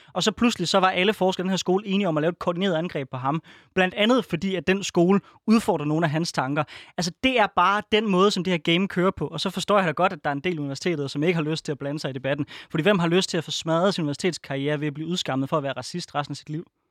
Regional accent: Denmark

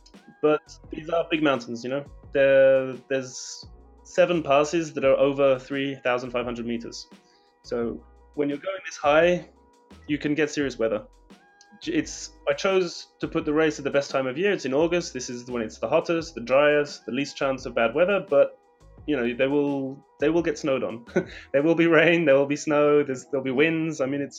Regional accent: Kyrgyzstan; I'm from Kyrgyzstan, but...

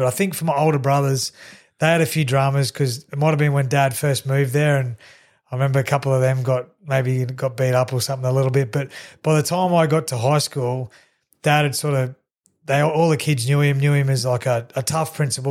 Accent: Kingaroy, Queensland, Australia; also born or lived in Nanango / Longreach / Blackall / Chinchilla; So I was born in Nanango, moved to Longreach, spent some time in Blackall and Chinchilla before coming back and settling in Kingaroy.

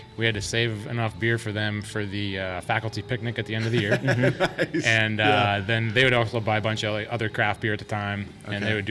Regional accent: Western New York, United States; moved away as an adult; also born or lived in Pennsylvania; now in Arizona, United States; I'm from Western New York

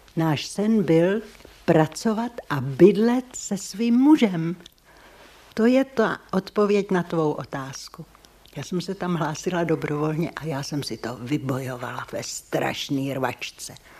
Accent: Červený Kostelec, Hradec Králové Region, Czechia; z Červeného kostelce

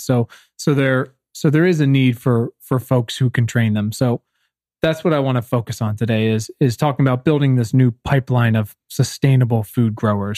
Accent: Virginia, United States; I am from Virginia

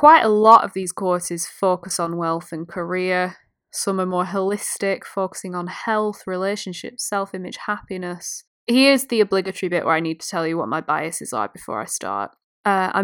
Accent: United Kingdom; I'm British

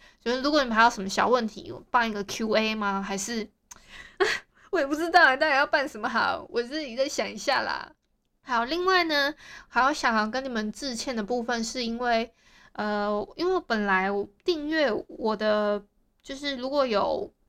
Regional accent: Hualien County, Taiwan; 因为我是花莲人。

